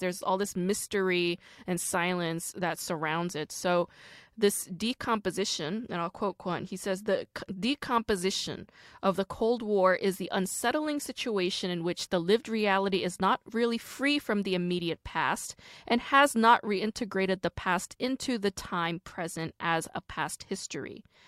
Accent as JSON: {"language": "English", "region": "Busan", "country": "South Korea", "tie": "born or raised there", "said": "I was born in Busan."}